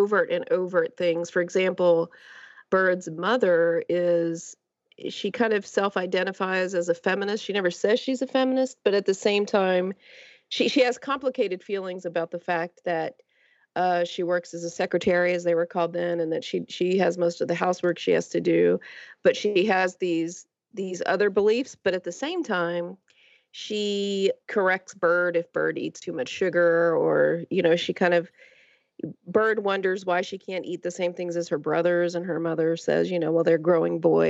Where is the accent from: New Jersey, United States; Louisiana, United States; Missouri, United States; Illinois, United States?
Louisiana, United States; Lake Charles; I grew up near Houston in Lake Charles, Louisiana, which is only a few hours outside of Houston